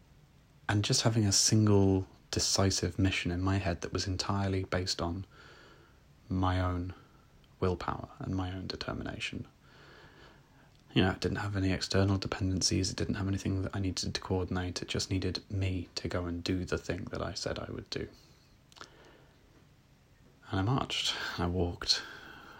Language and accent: English; Malvern, West Midlands, United Kingdom; the Malvern Hills, a truly beautiful range of hills from my hometown